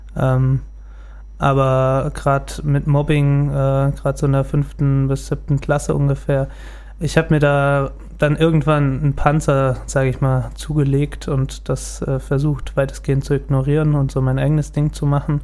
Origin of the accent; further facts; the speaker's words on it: Gelnhausen, Hesse, Germany; bin in Gelnhausen geboren und auch hier aufgewachsen